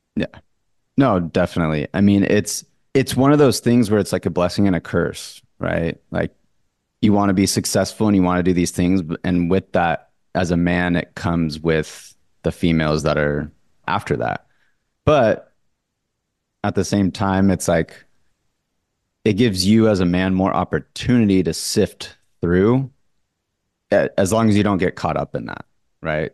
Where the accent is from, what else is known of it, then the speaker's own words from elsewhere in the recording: Orange County, California, United States; born and raised in Orange County, California, the Newport Beach, Laguna Beach lifestyle.